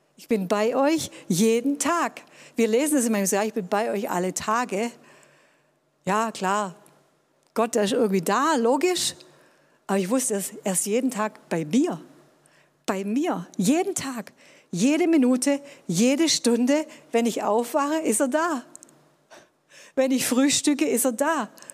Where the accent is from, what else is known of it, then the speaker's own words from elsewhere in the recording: Tübingen, Baden-Württemberg, Germany; ich bin in Tübingen groß geworden, war hier auf einem humanistischen